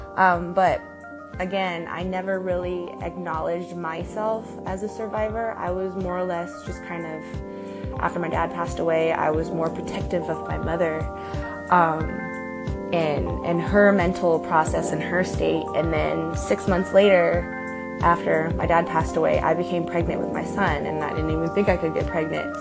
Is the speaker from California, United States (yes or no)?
yes; Santa Cruz, California, United States; my hometown of Santa Cruz, California, where I was born and raised pretty much